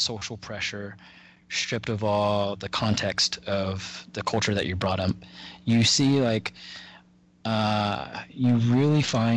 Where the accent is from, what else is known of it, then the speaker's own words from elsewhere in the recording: Dallas, Texas, United States; I was raised in North Dallas